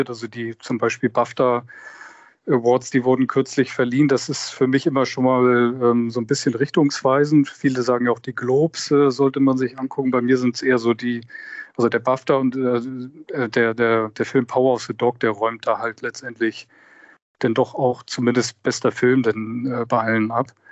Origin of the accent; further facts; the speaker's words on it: Hamburg, Germany; born there; Ja, und erinnert mich sehr an meine Kindheit. Ich bin auch in Hamburg geboren.